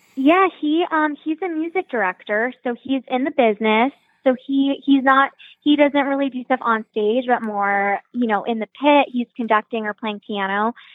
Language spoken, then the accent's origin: English; Phoenix, Arizona, United States; moved away; also born or lived in Michigan; I am from Phoenix, but I went to college at University of Michigan